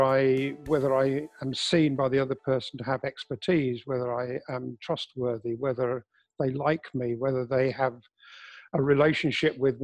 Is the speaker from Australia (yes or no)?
no; England, United Kingdom; I'm English